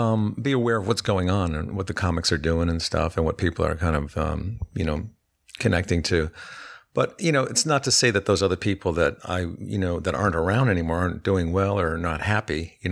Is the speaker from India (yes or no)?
no; East Coast, United States; Well, what I did was I grew up on the East Coast and I checked out the New York club scene and it was terrifying.